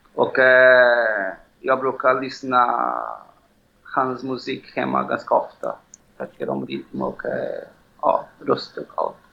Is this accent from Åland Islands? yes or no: no; Belo Horizonte, Minas Gerais, Brazil; Swedish is a second language; moved away as an adult; now in Stockholm, Sweden; Jag är född i Belo Horizonte